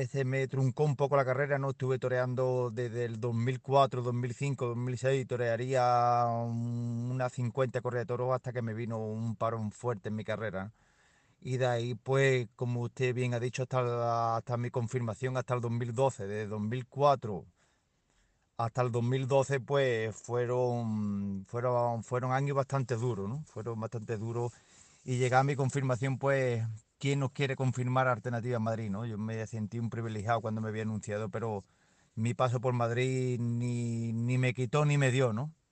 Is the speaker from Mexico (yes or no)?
no; Peru; moved away as an adult; now in Spain; me vine de Perú me dieron una oportunidad por aquí, por el Valle del Tietar